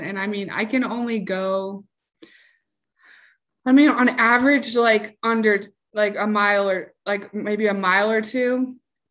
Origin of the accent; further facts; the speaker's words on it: Salt Lake City, Utah, United States; I'm from Salt Lake City, Utah